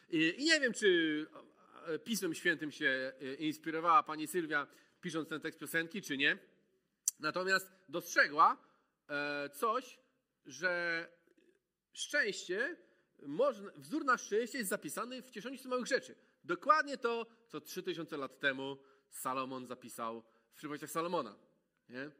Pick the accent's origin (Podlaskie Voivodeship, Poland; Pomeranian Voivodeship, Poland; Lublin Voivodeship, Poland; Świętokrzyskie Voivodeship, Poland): Pomeranian Voivodeship, Poland; Malbork; moved away as an adult; also born or lived in Gdańsk; w Malborku się wychowałem